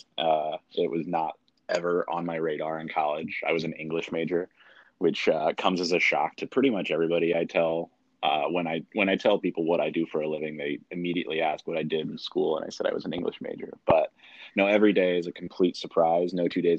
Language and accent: English; South Bend, Indiana, United States; now in Fort Wayne, United States; I am originally from South Bend.